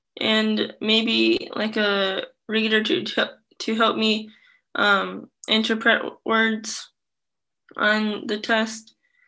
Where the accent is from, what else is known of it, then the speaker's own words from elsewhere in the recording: Vietnam; now in United States; I'm adopted from Vietnam, and I'm also in the Iowa LEND program and ER Reach program.